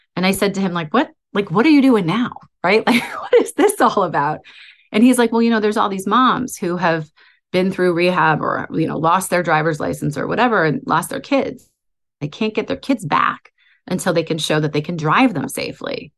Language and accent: English; outside of Boston, Massachusetts, United States; I was born outside of Boston